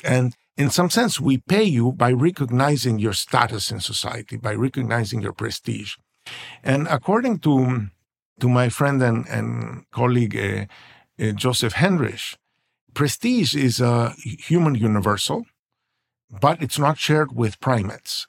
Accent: Venezuela; now in United States; I was born in Venezuela, and we all thought we were rich because we have oil

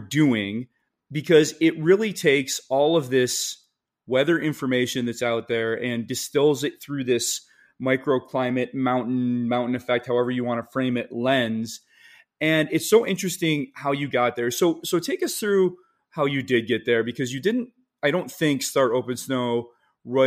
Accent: Michigan, United States; moved away; also born or lived in Northeast US; growing up in Michigan

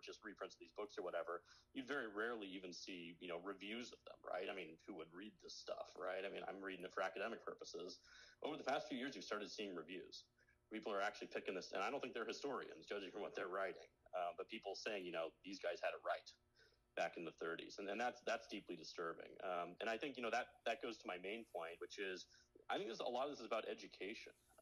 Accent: United States; I grew up in an America that was, that just won the Cold War

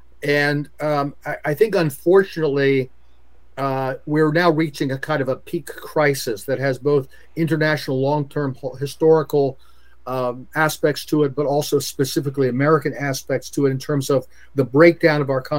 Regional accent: Bitburg, Rhineland-Palatinate, Germany; I grew up in a military family. My dad was a career fighter pilot. So my hometown is Bitburg, Germany

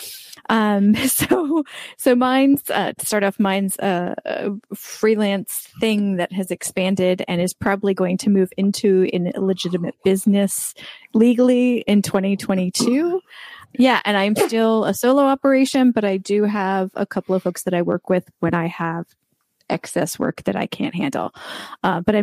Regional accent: United States; now in Rome, Italy; I'm an American expat currently in Rome, Italy.

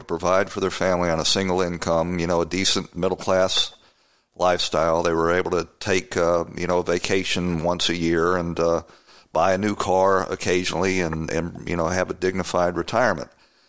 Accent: Atlanta, Georgia, United States; when I was growing up in Atlanta, Georgia

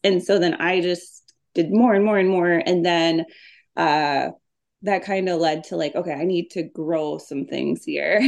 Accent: Minneapolis, Minnesota, United States; I grew up in South Minneapolis

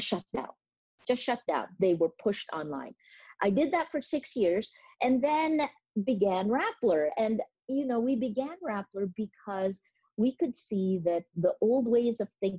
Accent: New Jersey, United States; born or raised there; now in Philippines

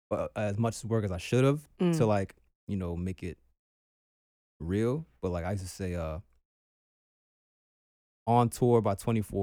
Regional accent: Trinidad & Tobago; also born or lived in Barbados; you know, I'm Trini and Bajan

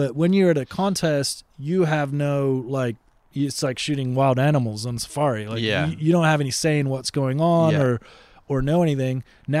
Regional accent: Boston, Massachusetts, United States; I grew up in Boston at that age. I mean, I moved around for my dad's work

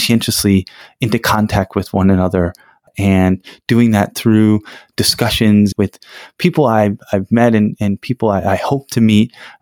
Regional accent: United States; I'm from the United States

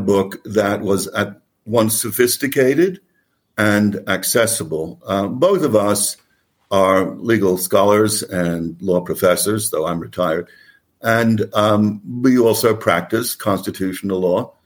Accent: New York, United States; also born or lived in Oxford, United Kingdom / Durham, United Kingdom; I'm a New Yorker

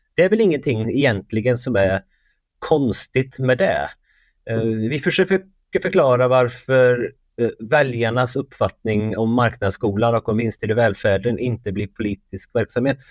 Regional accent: Värmland, Sweden; Jag är från Värmland

